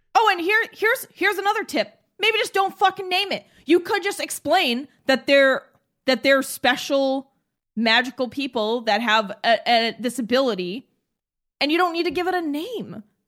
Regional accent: New England, United States; We're from New England.

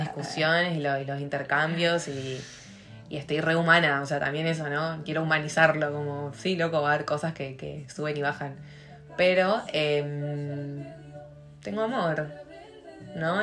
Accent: Argentina; moved away as an adult; also born or lived in Catalonia / Switzerland; yo me fui de Argentina enojada

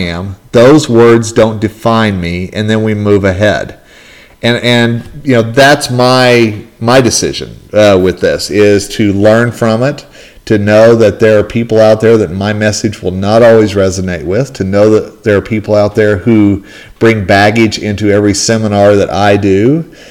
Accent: northern Colorado, United States; my hometown yesterday here in northern Colorado

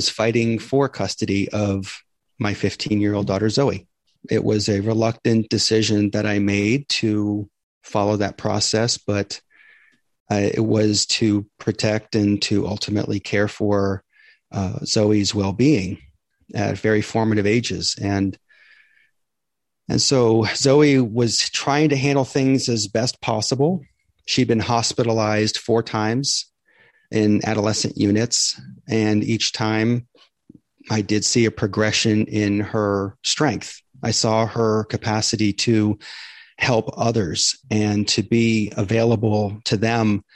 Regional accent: Maine, United States; now in Tampa, United States; I grew up in Maine

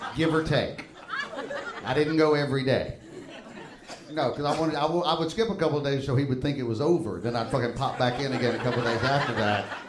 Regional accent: Alabama, United States; moved away

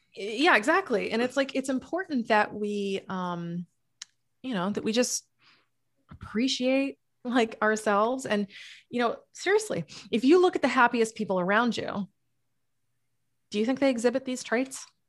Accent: New England, United States; also born or lived in Massachusetts; now in Florida, United States; I'm from New England

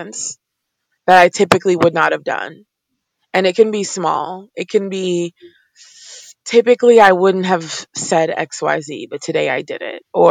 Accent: Cameroon; moved away; I'm from Cameroon, Central Africa originally

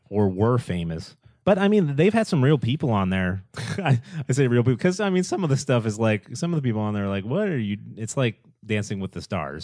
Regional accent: Boston, Massachusetts, United States; I'm from the Boston area

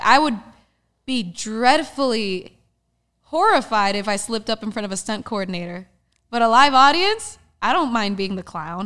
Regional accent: Dominican Republic; moved away; my home country, the Dominican Republic

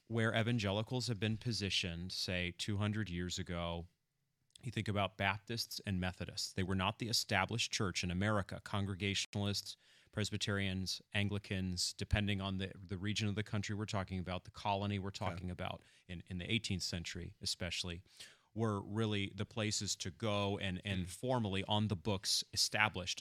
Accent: Machias, Maine, United States; moved away; I'm from coastal Maine originally

